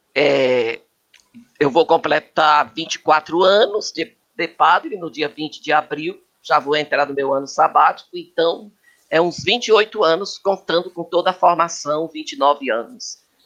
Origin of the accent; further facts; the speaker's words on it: Fortaleza, Ceará, Brazil; also born or lived in Santana do Acaraú; now in São Paulo, Brazil; Eu sou cearense de Santana do Acaraú, mas me criei em Fortaleza.